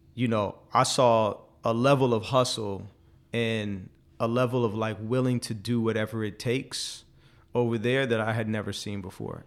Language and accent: English; forty minutes from Silicon Valley, California, United States; also born or lived in China; I didn't know about Silicon Valley, even though I grew up, like, forty minutes from there